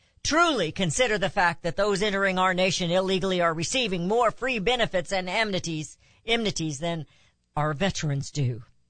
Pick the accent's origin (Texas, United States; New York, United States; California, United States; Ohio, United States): Texas, United States; This is especially the case here in my home state of Texas.